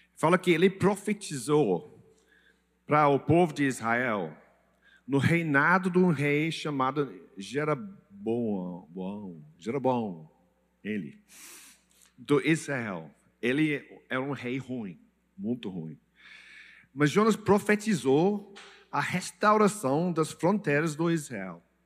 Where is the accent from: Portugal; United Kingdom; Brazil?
United Kingdom; England; Portuguese is a second language; moved away; Desculpe meu português, é, eu sou inglês, mas eu, eu falo um pouco